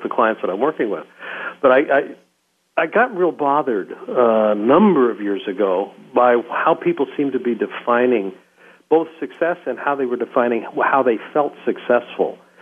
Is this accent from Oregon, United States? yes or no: yes; Roseburg, Oregon, United States; I was born in Oregon in a small town, Roseburg, Oregon.